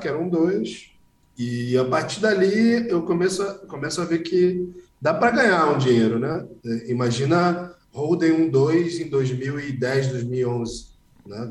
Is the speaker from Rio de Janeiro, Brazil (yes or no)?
yes; Rio de Janeiro, Brazil; Com 12 anos eu estava no colégio público, com 18 eu estava no colégio mais caro do Rio de Janeiro